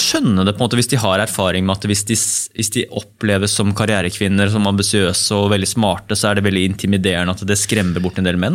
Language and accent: Norwegian; Bærum, Akershus, Norway; jeg er oppvokst her i Bærum